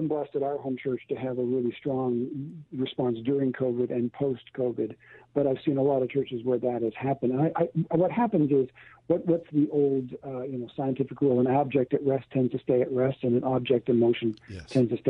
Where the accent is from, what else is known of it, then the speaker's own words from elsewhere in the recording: California, United States; somebody who knew I was from California, a fellow pastor's wife, actually, asked me, she heard I was from California, and she looked at me and she said, how can you live in such an ungodly place?